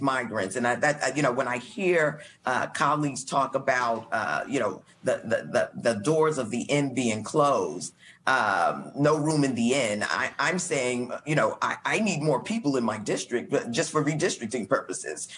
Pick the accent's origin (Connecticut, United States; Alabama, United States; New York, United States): New York, United States; New York City; I'm from Brooklyn, New York